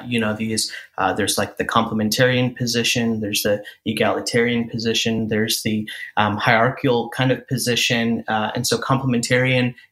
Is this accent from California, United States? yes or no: no; Chicago, Illinois, United States; I'm an Indian guy. And born and raised in the Chicagoland area